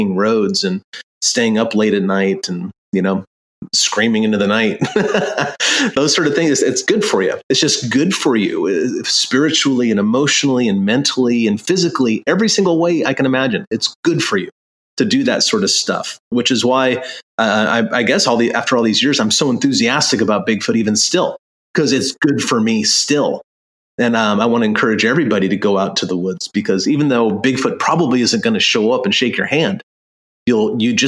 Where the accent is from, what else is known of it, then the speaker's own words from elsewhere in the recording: Long Beach, California, United States; moved away; I grew up in Long Beach, California